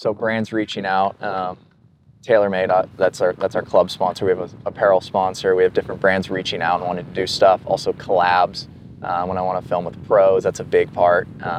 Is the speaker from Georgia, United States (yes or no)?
no; Pennsylvania, United States